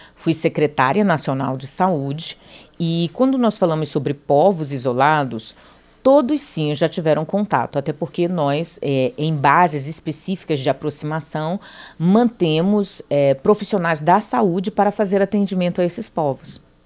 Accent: Brazil; Todos nós somos brasileiros

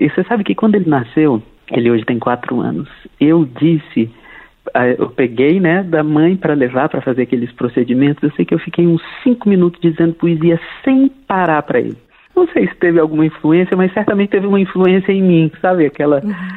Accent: Brasília, Federal District, Brazil; sou brasiliense

